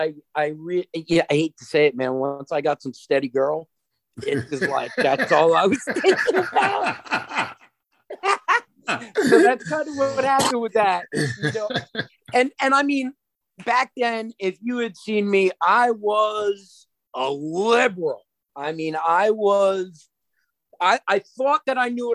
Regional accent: Long Island, New York, United States; also born or lived in East Hampton; I grew up on Long Island. We went to a lot of different school districts, mostly on the east end of Long Island.

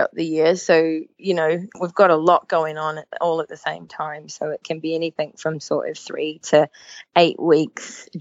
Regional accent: New Zealand; moved away as an adult; now in Manchester, United Kingdom; my home country of New Zealand, but I've been making mascots in the UK now for 8 years.

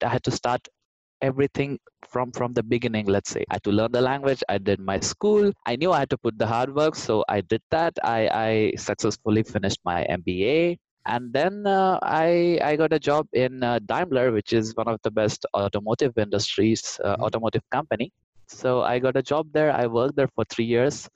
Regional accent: India; moved away as an adult; now in Germany; am originally from India and I came to Germany around seven years ago.

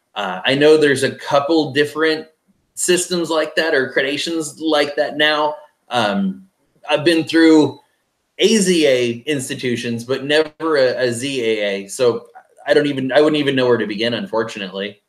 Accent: base of Mount Rainier, Washington, United States; moved away; also born or lived in Flagstaff, Arizona / Texas; growing up in Washington State, the base of Mount Rainier

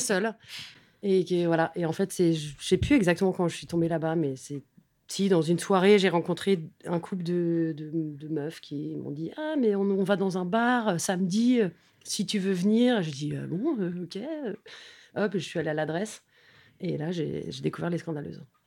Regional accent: Paris, Île-de-France, France; j'ai grandi vraiment dans le Haut-Marais

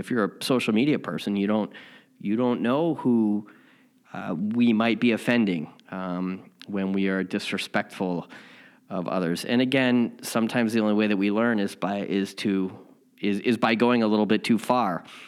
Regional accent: Chicago, Illinois, United States; now in Southern California, United States; I'm from Chicago and I also live in Southern California

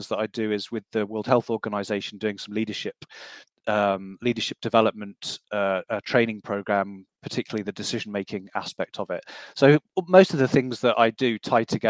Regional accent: Loughborough, East Midlands, United Kingdom; moved away as an adult; also born or lived in United States; Loughborough was my hometown, so I didn't want to go back there

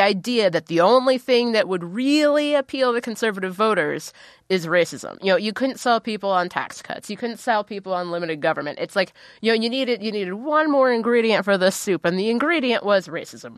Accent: Ohio, United States; I'm from Ohio.

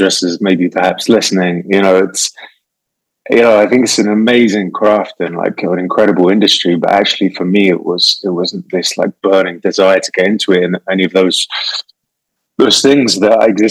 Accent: England, United Kingdom; England, for people who haven't recognized the accent, I'm from the UK

